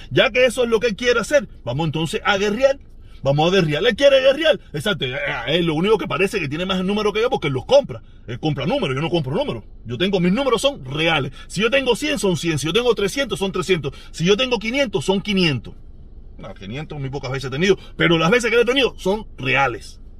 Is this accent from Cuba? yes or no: yes; Havana, Cuba; born there; Yo nací en El Vedado, yo nací en La Habana. O sea, yo soy un hombre de la ciudad.